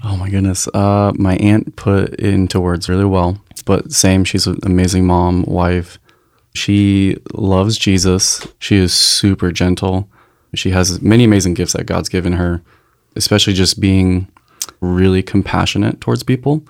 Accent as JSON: {"language": "English", "town": "Encinitas", "region": "California", "country": "United States", "tie": "born or raised there", "also_born_or_lived": "North Carolina", "moved": "yes", "said": "I was raised in Encinitas"}